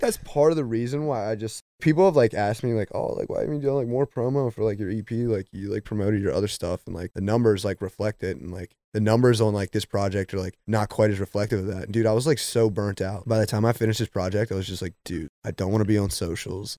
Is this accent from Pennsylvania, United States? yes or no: no; Maryland, United States; we're both from Maryland